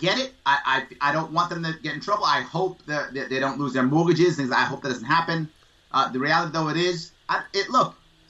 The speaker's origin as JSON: {"language": "English", "country": "United States", "said": "I'm an American."}